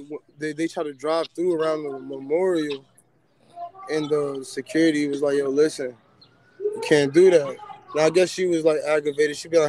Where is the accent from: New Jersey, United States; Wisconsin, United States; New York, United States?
New York, United States; New York City; I'm from Queens